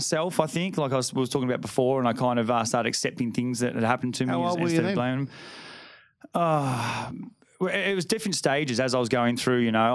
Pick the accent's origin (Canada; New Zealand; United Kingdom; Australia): Australia; Burleigh Heads, Queensland; also born or lived in Ferntree Gully, Melbourne, Victoria; I moved up here when I was five.